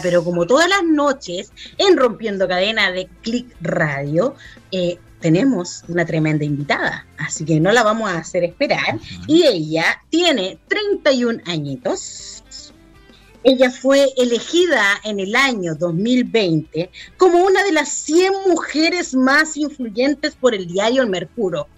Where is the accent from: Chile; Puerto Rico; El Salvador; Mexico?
Chile; somos las chilenas